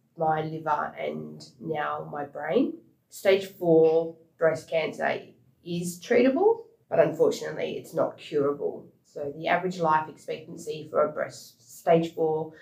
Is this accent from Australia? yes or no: yes; Perth, Western Australia, Australia; moved away as an adult; now in Sydney, Australia; I was born in Perth in Western Australia. Been living in Sydney for the past 9 years